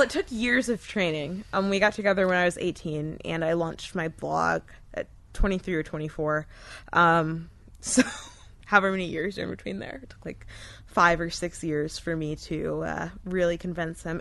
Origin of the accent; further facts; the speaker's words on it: Wesley Chapel, Florida, United States; also born or lived in Tampa, Florida; my family moved to Pasco County when I was in kindergarten, and I kind of lived here for most of my life.